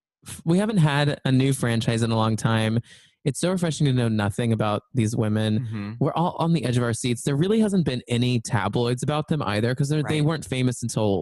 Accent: Texas, United States; I also grew up not Mormon, but the town I grew up in Texas was like, I would say like my high school was 25% to 30% Mormon.

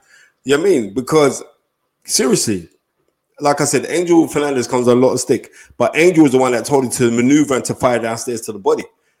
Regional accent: Nigeria; I know for a fact that I'm Nigerian.

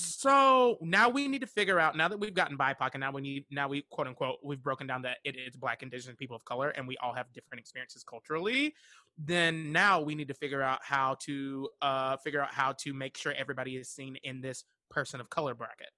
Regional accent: Western North Carolina, United States; I'm from, uh, Western North Carolina

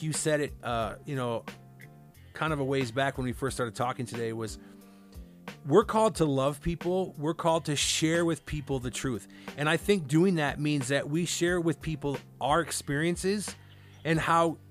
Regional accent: Cedar Rapids, Iowa, United States; moved away; growing up in Iowa

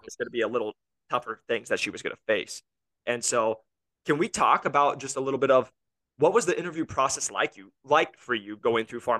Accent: Iowa, United States; now in Scottsdale, United States; I'm from Iowa.

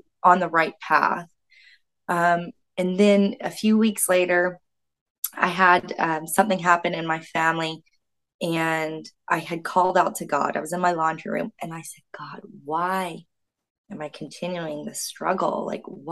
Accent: Florida, United States; moved away as an adult; also born or lived in Canada; I'm from the States, born and raised in the States

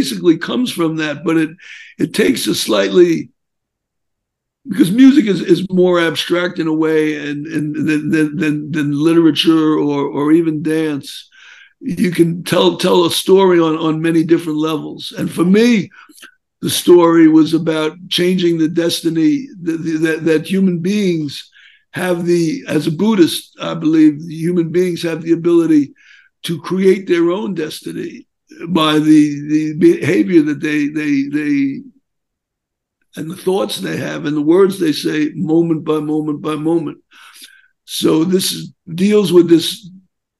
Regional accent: New York City, New York, United States; now in Philadelphia, United States; I'm originally from Brooklyn

